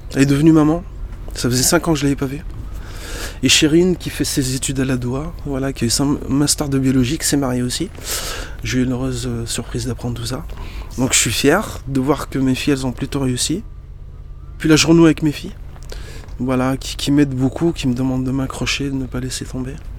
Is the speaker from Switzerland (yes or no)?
no; Lyon, Auvergne-Rhône-Alpes, France; French is a second language; also born or lived in Morocco; Dans le 8e où j'étais scolarisé, ça rappelle des souvenirs d'enfance très heureux l'école Saint-Maurice, l'école catholique privée mixte Saint-Maurice. J'arrivais du Maroc à l'âge de 10 ans. Je parlais pas un mot de français